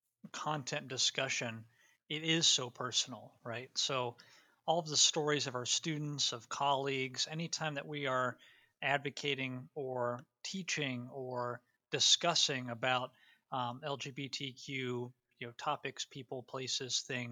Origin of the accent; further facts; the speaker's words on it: Ohio, United States; teaching in a completely different context from where I was raised in Northeast Ohio, I was teaching down in rural South Carolina